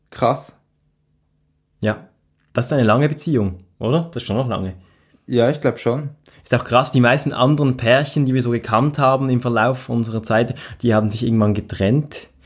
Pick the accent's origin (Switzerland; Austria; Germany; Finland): Switzerland; Reigoldswil, Basel-Landschaft; Also ich bin ja in Reigoldswil aufgewachsen, in, in, dem, in einem schönen, idyllischen, sehr idyllischen Dorf mit einer ähm, Gondelbahn zur Wasserfalle